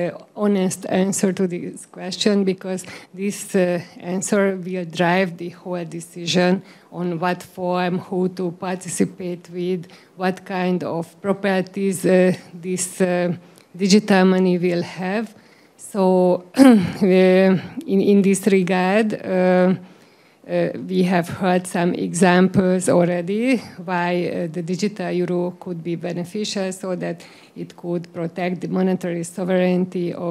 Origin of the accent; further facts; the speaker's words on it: Hungary; So I'm from Hungary